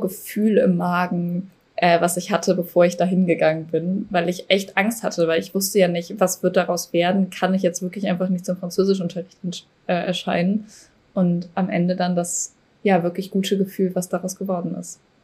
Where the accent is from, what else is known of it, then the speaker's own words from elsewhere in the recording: Cologne, North Rhine-Westphalia, Germany; Ich komme ja aus Köln